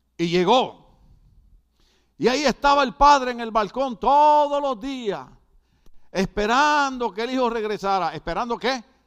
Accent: Puerto Rico; now in United States; soy boricua

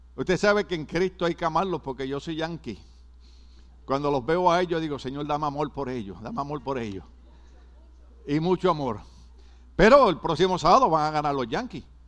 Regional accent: Puerto Rico; yo soy boricua

